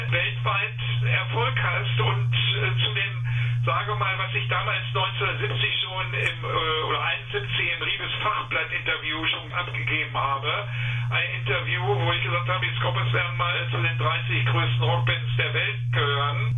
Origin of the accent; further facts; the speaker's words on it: Sarstedt, Lower Saxony, Germany; komme und geboren bin in Saarstedt, eigentlich hieß der Saarstedt damals die Pestbeule Niedersachsen.